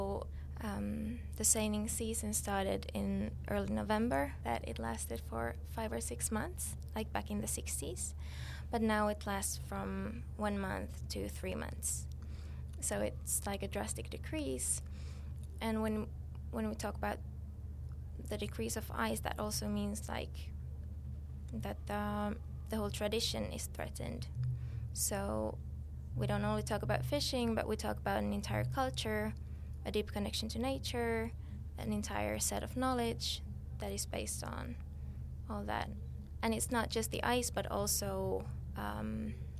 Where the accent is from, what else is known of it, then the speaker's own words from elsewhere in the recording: Finland; I'm from Finland